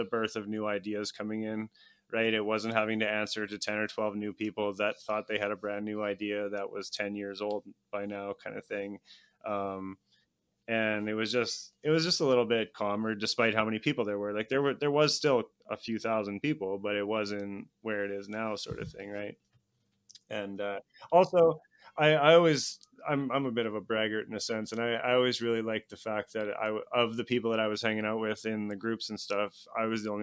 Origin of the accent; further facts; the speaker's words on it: near Edmonton, Alberta, Canada; the very last one closed like 45 minutes from where I grew up in 1996